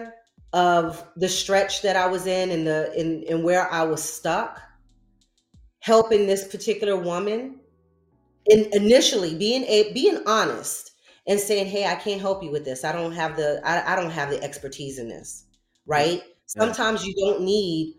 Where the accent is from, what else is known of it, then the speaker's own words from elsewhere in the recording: New Rochelle, New York, United States; I'm from New Rochelle, Westchester County